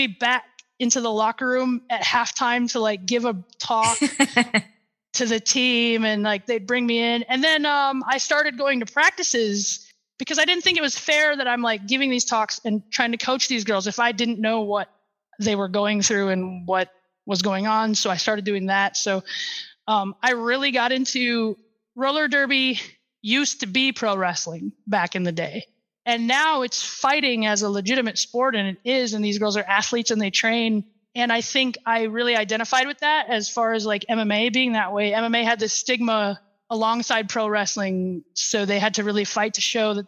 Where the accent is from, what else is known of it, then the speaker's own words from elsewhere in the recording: Sioux Falls, South Dakota, United States; Sioux Falls, my hometown